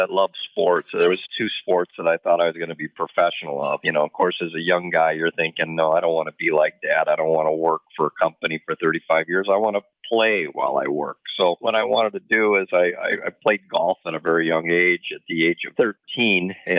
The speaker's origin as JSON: {"language": "English", "town": "Port Edwards", "region": "Wisconsin", "country": "United States", "tie": "born or raised there", "also_born_or_lived": "Tarrytown, New York", "said": "I don't remember much of the East Coast of Tarrytown because I left there at 3 years old, but did grow up and lived in the heart of the Midwest, the power of the Packers, right outside of Green Bay, of about an hour and a half Midwest in a small town called Port Edward, based on the Wisconsin River"}